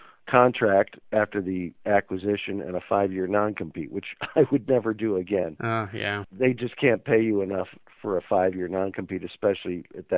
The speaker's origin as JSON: {"language": "English", "town": "White Plains", "region": "New York", "country": "United States", "tie": "born or raised there", "also_born_or_lived": "Chicago, Illinois / Mendota, Illinois / Florida", "moved": "as an adult", "said": "growing up in White Plains, New York."}